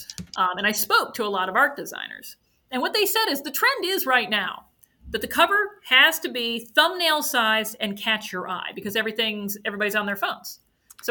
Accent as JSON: {"language": "English", "town": "Kalamazoo", "region": "Michigan", "country": "United States", "tie": "born or raised there", "moved": "yes", "lives_now": "Evanston, United States", "said": "I grew up in Kalamazoo"}